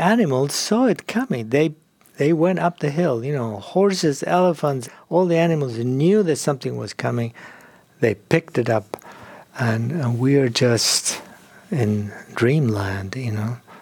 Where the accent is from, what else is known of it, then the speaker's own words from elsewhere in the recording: Argentina; moved away as an adult; also born or lived in Europe / England; now in California, United States; I grew up in Argentina